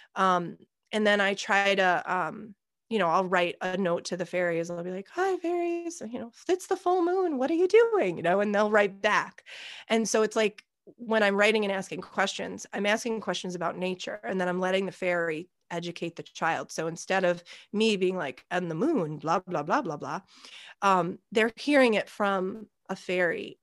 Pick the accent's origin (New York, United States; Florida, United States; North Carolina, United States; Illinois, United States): New York, United States; also born or lived in Australia; at a local summer camp where I was from. I'm from America. I'm from New York